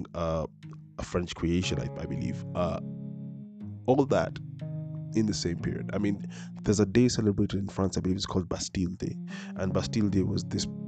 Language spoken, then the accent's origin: English; Nairobi, Kenya; I am born and raised in Nairobi. I have never been outside this continent